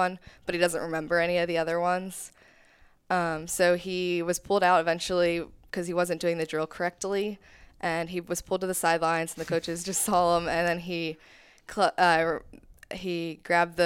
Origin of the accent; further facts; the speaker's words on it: Pennsylvania, United States; We're from Pennsylvania.